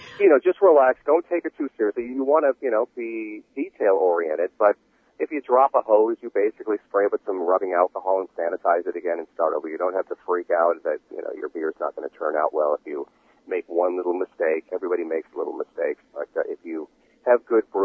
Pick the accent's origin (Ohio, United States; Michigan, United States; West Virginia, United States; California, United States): California, United States; moved away; also born or lived in Philadelphia; I grew up in California, but ended up in Philadelphia.